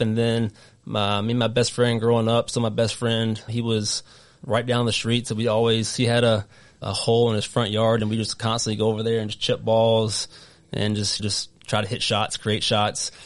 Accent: North Carolina, United States; accent: southern; moved away as an adult; now in Rhode Island, United States; I'm originally from North Carolina, if you can't tell in my wicked southern accent.

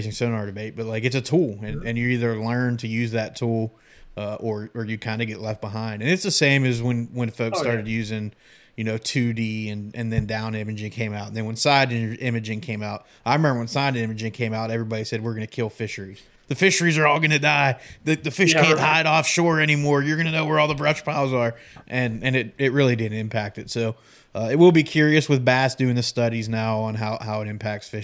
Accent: Pennsylvania, United States; growing up in Pennsylvania

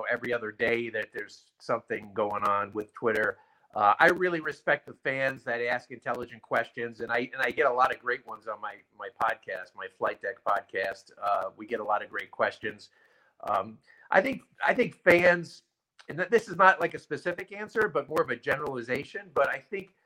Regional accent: Long Island, New York, United States; I'm from Long Island. So I think we have really good pizza here in Long Island, too

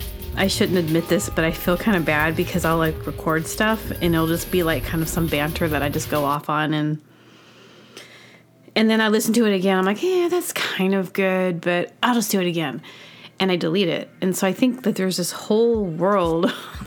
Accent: Southern United States, United States; I think I'm really from the South, so.

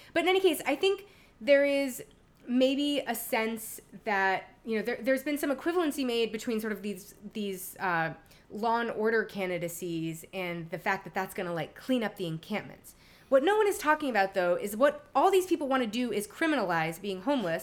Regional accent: New York City, New York, United States; now in Los Angeles, United States; I am literally from Lower Manhattan.

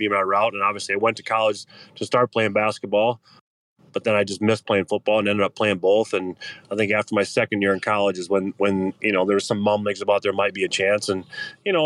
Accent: Tyler, Minnesota, United States; growing up around Tyler

